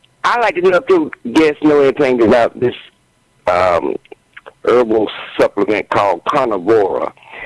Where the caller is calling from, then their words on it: Atlanta, Georgia, United States; from College Town, Atlanta, and good evening to you too, Brooke.